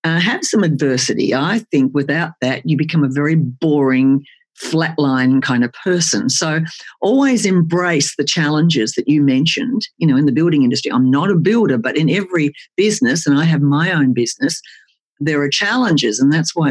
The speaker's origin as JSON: {"language": "English", "region": "outback Queensland", "country": "Australia", "tie": "born or raised there", "also_born_or_lived": "Tasmania", "said": "I was born in Tassie but grew up in the outback in Queensland"}